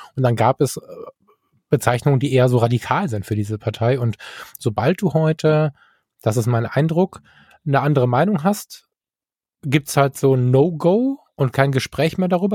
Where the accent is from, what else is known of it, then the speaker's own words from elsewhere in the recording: North Rhine-Westphalia, Germany; bei uns in NRW